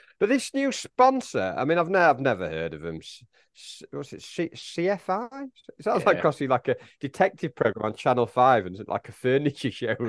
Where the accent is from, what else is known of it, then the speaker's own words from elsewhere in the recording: Warrington, North West England, United Kingdom; grew up in Warrington.